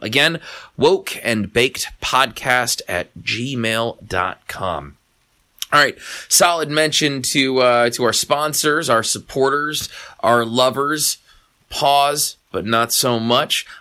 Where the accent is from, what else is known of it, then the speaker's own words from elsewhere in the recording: Anchorage, Alaska, United States; I'm from Anchorage